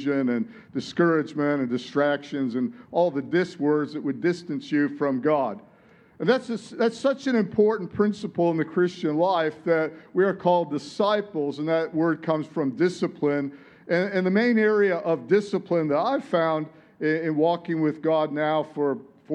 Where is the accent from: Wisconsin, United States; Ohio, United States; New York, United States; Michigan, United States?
Michigan, United States; Detroit; moved away as an adult; now in Sunshine Coast, Australia; I grew up in Detroit